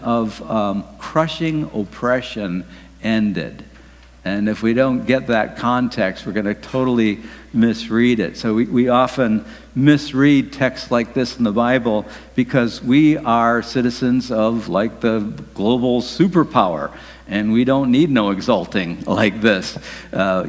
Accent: Detroit, Michigan, United States; Detroit, my hometown

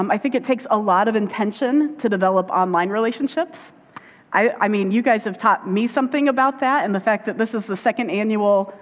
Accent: Indiana, United States; accent: Indiana; I go into my Indiana accent when I go down

